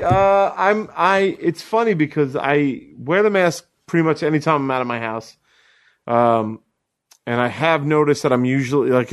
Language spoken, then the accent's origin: English; New York City, New York, United States; When I was a kid growing up on Staten Island